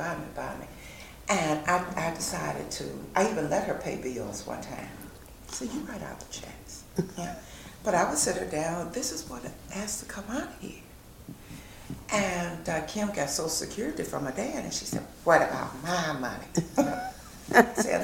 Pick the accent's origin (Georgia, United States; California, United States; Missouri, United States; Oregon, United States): Missouri, United States; St. Louis; we came from Carr Square Village where all the utilities were included